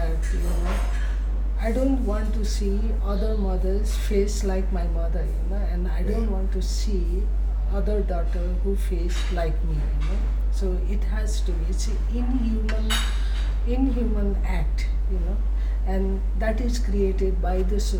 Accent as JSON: {"language": "English", "country": "Nepal", "said": "I'm not from Kathmandu, you know, I'm from the village"}